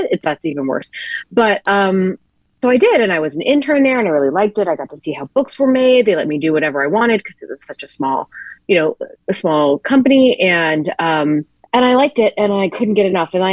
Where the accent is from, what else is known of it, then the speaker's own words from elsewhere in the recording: the South, United States; now in Brooklyn, United States; I'm from the South and I moved to New York.